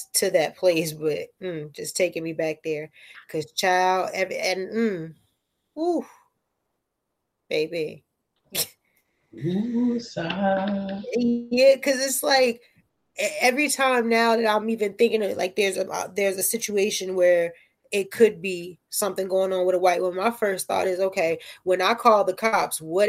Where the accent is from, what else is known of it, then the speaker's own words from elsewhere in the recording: Newark, New Jersey, United States; I am from Newark